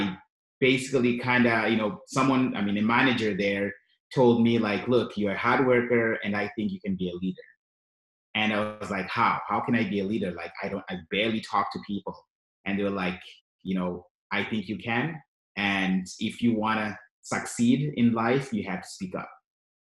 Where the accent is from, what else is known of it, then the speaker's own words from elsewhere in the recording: Zimbabwe; also born or lived in Canada; now in Yellowknife, Canada; I moved to Canada in 2001 with my family. And of course, we're from Zimbabwe, both of us.